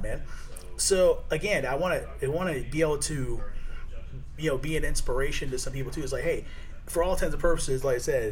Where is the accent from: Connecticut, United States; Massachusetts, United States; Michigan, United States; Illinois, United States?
Connecticut, United States; Danbury; I grew up in Danbury, Connecticut, okay? I grew up on the other side of the tracks.